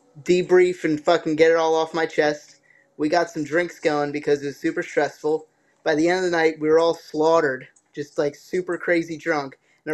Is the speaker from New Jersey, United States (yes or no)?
yes; New Jersey, United States; I'm from Jersey.